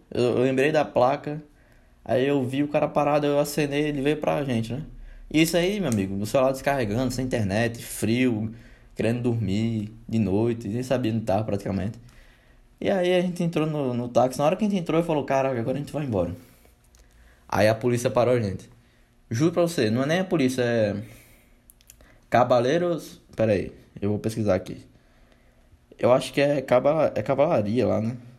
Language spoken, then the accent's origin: Portuguese; Brazil; a gente é brasileiro mesmo